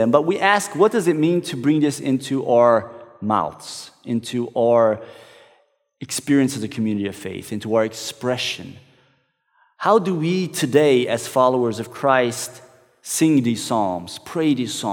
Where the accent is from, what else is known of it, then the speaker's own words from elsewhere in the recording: Brazil; one that I used to sing in the church that I grew up in back in Brazil.